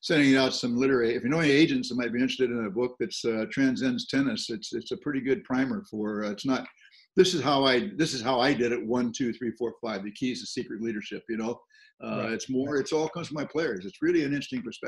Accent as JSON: {"language": "English", "region": "Southern California", "country": "United States", "said": "From Southern California"}